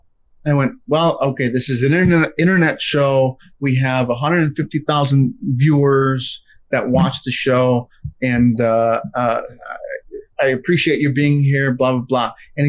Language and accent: English; Chicago, Illinois, United States; I'm from Chicago.